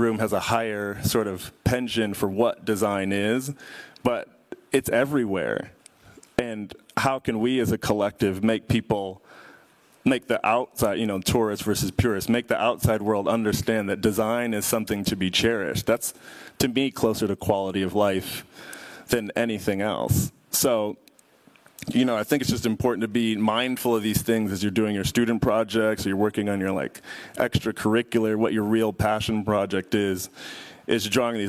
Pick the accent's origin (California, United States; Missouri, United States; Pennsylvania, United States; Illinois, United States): Illinois, United States; Chicago; I'm from Chicago